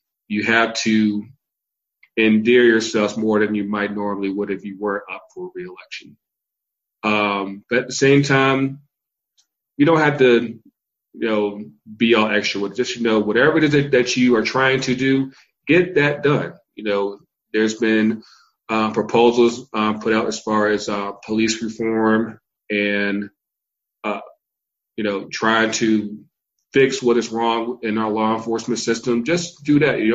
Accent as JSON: {"language": "English", "region": "Virginia", "country": "United States", "tie": "born or raised there", "also_born_or_lived": "North Carolina", "moved": "yes", "lives_now": "Atlanta, United States", "said": "I was born in North Carolina. I was raised in Virginia. I live in Atlanta, all states of the Confederacy"}